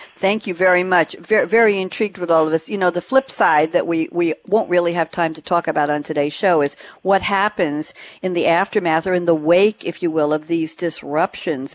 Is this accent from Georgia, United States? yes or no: no; New York, United States; moved away as an adult; now in Durham, United States; I relocated from New York uh, at the last week of August of 2017 to Durham, North Carolina. Never thought in my lifetime as a New York girl I would end up in the South